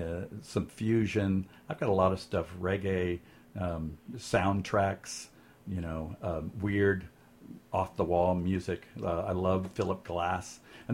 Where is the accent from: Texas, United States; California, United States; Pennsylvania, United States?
California, United States; Pasadena; moved away as an adult; now in San Francisco, United States; I'm from Pasadena originally, Southern California. I've moved up to San Francisco in 1988, so I've been here for quite a while. It's my home now. It's always been kind of my home.